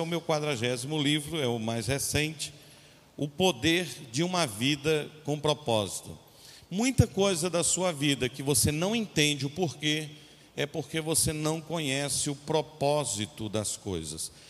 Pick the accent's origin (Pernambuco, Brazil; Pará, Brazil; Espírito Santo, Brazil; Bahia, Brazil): Pernambuco, Brazil; Ibura; born there; accent: Pernambuco; Eu nasci em United States of Ibura. Conhece? e, e foi, é verdade. E talvez eu não tenha mais aquele sotaque pernambucano, mas de vez em quando eu finjo que tenho.